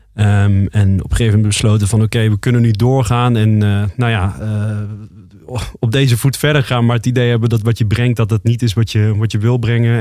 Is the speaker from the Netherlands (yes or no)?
yes; Roosendaal, North Brabant, Netherlands; moved away; also born or lived in Amsterdam; wij komen eigenlijk uit Roosendaal, Brabant. Ja. We zijn Brabanders.